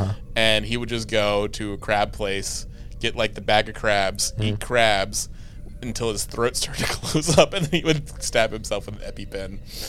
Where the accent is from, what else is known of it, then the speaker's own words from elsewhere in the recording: Maryland, United States; It's like I'm from Maryland.